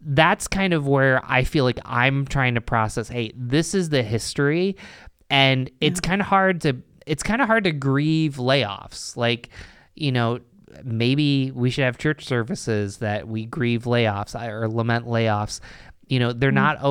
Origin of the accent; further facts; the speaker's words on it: Endicott, New York, United States; So I grew up in Endicott, New York.